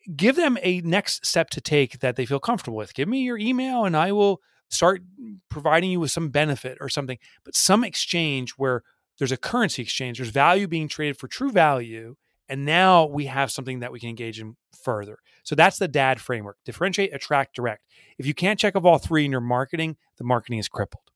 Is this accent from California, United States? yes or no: no; New Jersey, United States; I've in my own little town here, I'm from New Jersey